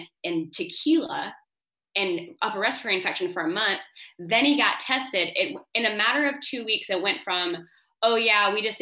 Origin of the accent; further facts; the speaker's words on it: United States; moved away as an adult; now in France; I'm American